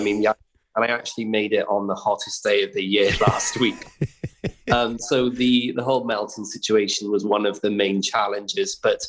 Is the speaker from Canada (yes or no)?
no; Wales, United Kingdom; So, if Wales couldn't win, I was, was going to go for England, proud Brit as well.